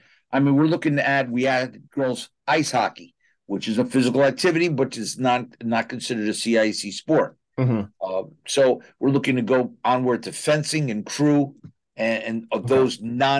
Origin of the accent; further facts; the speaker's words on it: New Haven, Connecticut, United States; as a young man growing up in New Haven, my next door neighbor was a Red Sox guy.